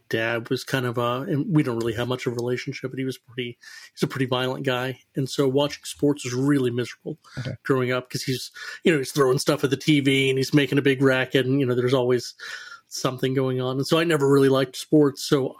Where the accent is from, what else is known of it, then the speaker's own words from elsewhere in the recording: Dallas, Texas, United States; also born or lived in Heath, Texas; So I grew up in Dallas, Texas. Technically Heath, Texas, but I split time between mom and dad. Dad was in Dallas, mom was in Heath, so she was kind of in the country, and dad grew up in the city, so I kind of got a really good upbringing in both.